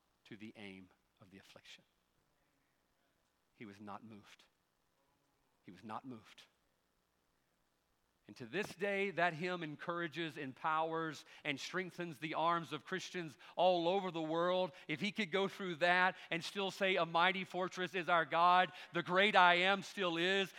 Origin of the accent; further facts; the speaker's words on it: United States; That's how we grew up in America